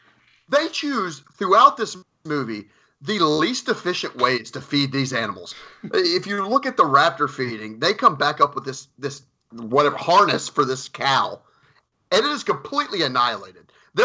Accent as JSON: {"language": "English", "region": "the South", "country": "United States", "accent": "southern", "said": "That's my southern accent, guys."}